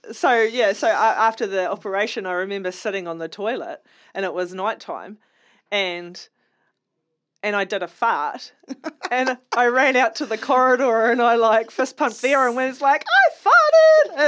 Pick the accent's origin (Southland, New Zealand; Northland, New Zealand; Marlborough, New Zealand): Southland, New Zealand; I'm from Southland